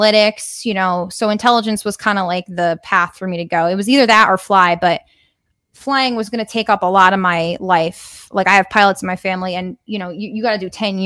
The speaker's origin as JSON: {"language": "English", "region": "Connecticut", "country": "United States", "tie": "born or raised there", "said": "I grew up in Connecticut"}